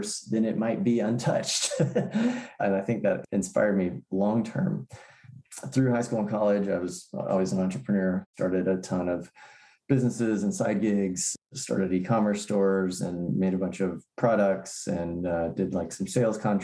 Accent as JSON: {"language": "English", "region": "Tennessee", "country": "United States", "tie": "born or raised there", "also_born_or_lived": "San Francisco Bay Area, California", "said": "I did grow up in Tennessee"}